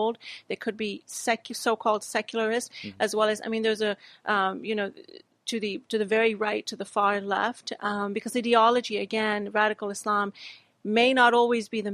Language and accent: English; Texas, United States; also born or lived in Pakistan; I grew up in America. I grew up in the southern state of Texas